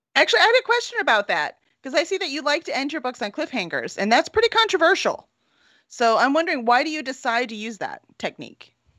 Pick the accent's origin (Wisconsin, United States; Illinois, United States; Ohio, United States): Illinois, United States; Chicago; now in Houston, United States; I'm from Chicago